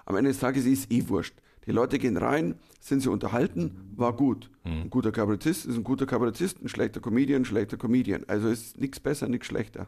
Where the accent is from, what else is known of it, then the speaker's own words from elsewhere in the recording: Germany; Ich war der erste Deutsche ever